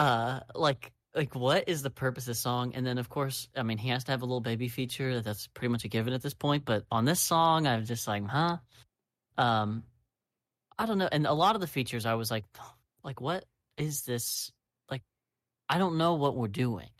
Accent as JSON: {"language": "English", "country": "United States", "said": "I'm American"}